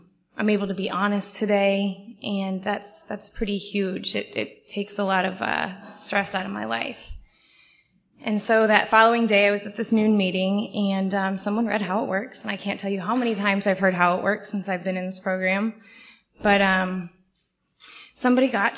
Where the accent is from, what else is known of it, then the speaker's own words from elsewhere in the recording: St. Louis, Missouri, United States; I grew up in St. Louis